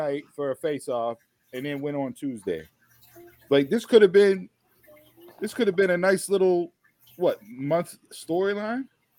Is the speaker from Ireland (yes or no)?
yes; Ireland; We're both from Ireland.